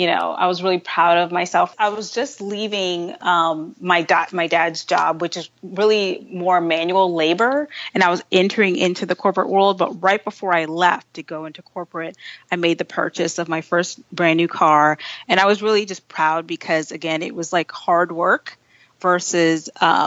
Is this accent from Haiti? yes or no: yes; Haiti; moved away; I was born in Haiti